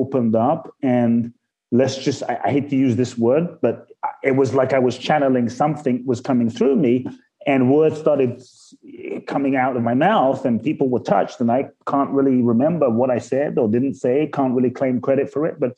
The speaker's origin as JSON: {"language": "English", "region": "London", "country": "United Kingdom", "tie": "born or raised there", "also_born_or_lived": "Ghana"}